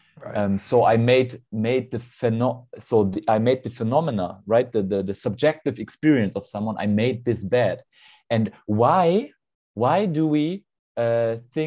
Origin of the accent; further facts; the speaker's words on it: Germany; I'm from Germany